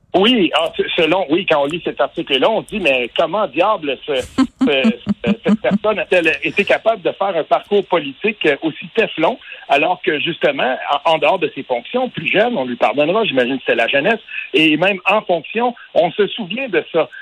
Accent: Quebec, Canada; on vient du Québec

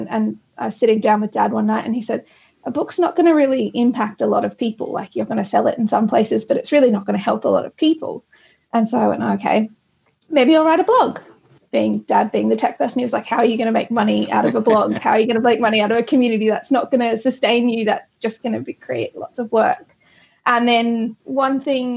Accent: Sydney, New South Wales, Australia; I'm from Sydney

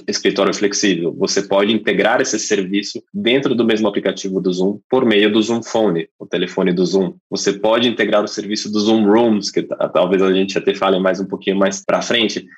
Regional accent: England, United Kingdom; Portuguese is a second language; moved away as an adult; now in Brazil; eu sou inglês, eu moro no Brasil há quase oito anos já

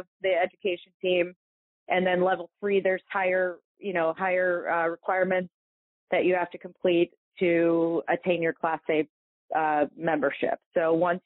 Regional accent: Toledo, Ohio, United States; I grew up in Toledo

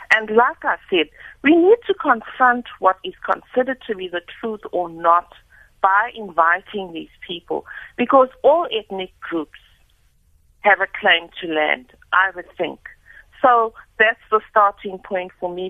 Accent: South Africa; I am a South African

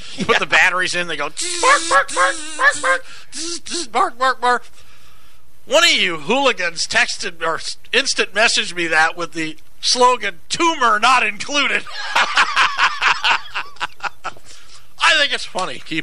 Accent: Iowa, United States; moved away; I'm from Iowa

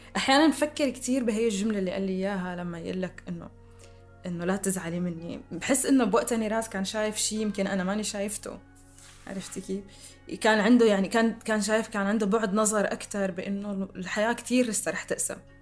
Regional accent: Damascus, Damascus Governorate, Syria; accent: Syrian; سوريا هي البلد اللي عشت فيه واللي ربيت فيه واللي درست بجامعاته واللي ب- بحكي لهجته

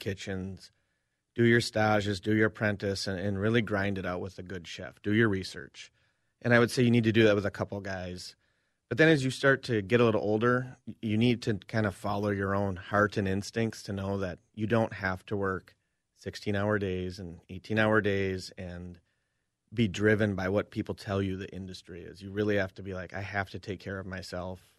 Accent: Cambridge, Minnesota, United States; moved away as an adult; I'm back in my hometown

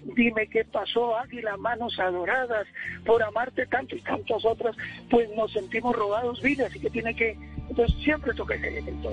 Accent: Cartago, Valle del Cauca, Colombia; moved away; also born or lived in Bogotá; yo soy de Cartago, Valle del Cauca

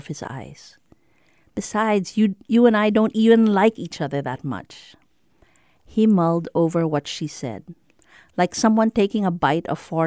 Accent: Philippines; moved away as an adult; also born or lived in United States; now in Singapore; I grew up and was raised by Filipino parents in the Philippines, and so I'm physiologically and culturally Filipino

